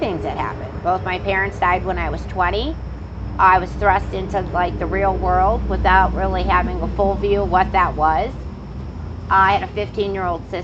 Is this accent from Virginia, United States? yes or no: no; near Chicago, Illinois, United States; I grew up around diversity and culture and some nice stuff when I was growing up near Chicago